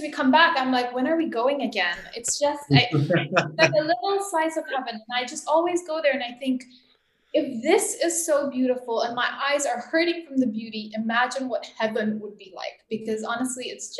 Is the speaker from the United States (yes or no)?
no; Tanzania; moved away as an adult; So I grew up in Tanzania and I left when I was 18.